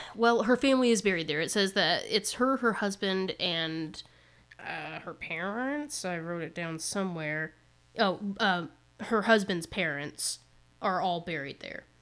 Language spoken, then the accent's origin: English; Indiana, United States; We're from Indiana